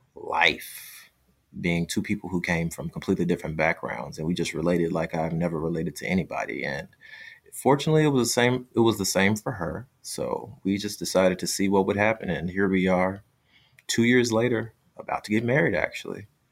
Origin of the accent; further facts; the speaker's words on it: United States; I'm from the United States